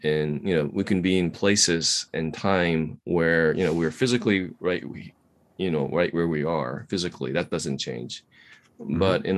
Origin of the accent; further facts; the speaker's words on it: Kamakura, Kanagawa, Japan; now in Shibuya, Japan; I was born in Kamakura